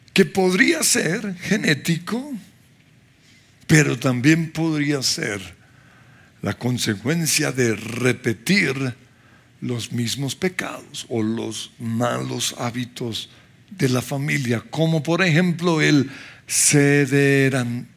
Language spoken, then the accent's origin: Spanish; Colombia